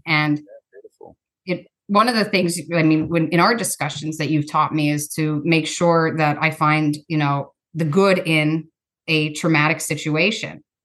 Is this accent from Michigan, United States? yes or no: no; Pennsylvania, United States; now in Ohio, United States; I grew up in a different state, Pennsylvania